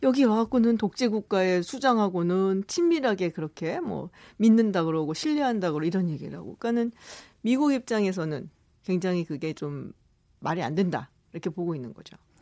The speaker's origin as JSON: {"language": "Korean", "country": "South Korea", "said": "저도 한국 사람이라"}